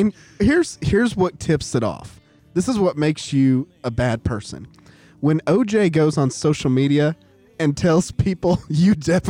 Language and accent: English; Oklahoma, United States; they said, where are you from? And I said, Oklahoma. And they're like, oh my gosh, your accent.